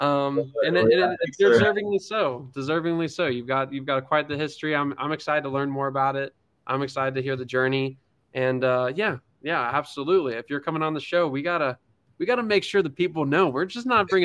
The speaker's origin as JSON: {"language": "English", "town": "Gilbert", "region": "Arizona", "country": "United States", "tie": "born or raised there", "said": "local Arizona man growing up in Gilbert"}